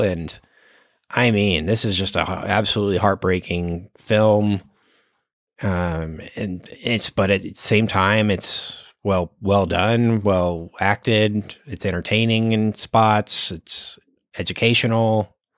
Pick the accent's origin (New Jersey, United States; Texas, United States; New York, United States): Texas, United States; Dallas; I am from Dallas